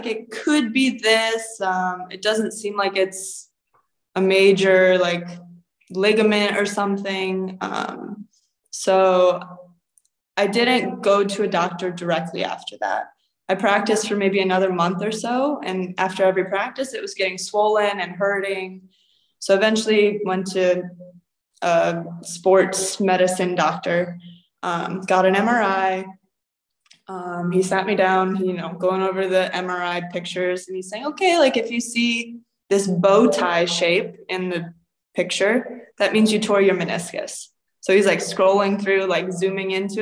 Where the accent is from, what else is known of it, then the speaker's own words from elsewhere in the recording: Akron, Ohio, United States; moved away as an adult; now in Cyprus; I'm from Akron area